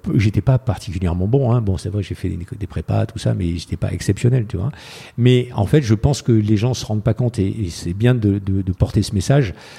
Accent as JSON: {"language": "French", "country": "France", "said": "je suis un Français"}